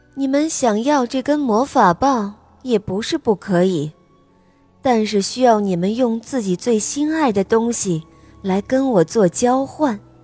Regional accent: United States; Chinese is a second language; 我今年五岁了，我来自美国

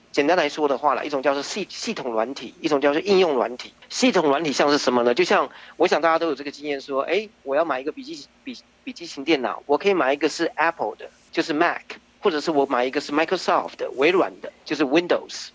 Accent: Taichung, Taiwan; moved away as an adult; now in United States; 我是在台湾出生的，呃，在台中出生，然后，呃，到美国之前，呃，我，我就，就是我，我读的是电子跟电脑工程，然后在美国之前呢，也，就在，呃，大众电脑下面的一个分支机构

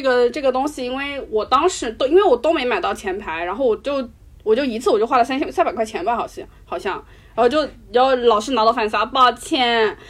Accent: China; 我们中国人自己的魔力麦克

